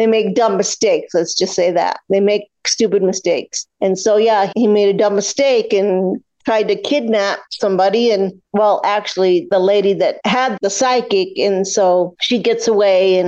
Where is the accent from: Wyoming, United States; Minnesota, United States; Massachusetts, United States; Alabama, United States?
Wyoming, United States; Cheyenne; now in Green River, United States; Born and raised in Wyoming, grew up in Cheyenne. I currently live in Green River for the last 42 years.